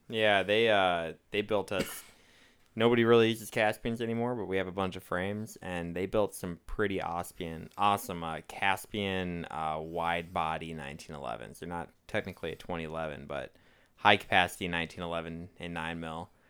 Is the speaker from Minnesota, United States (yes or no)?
yes; Minnesota, United States; moved away; I'm, I'm from Minnesota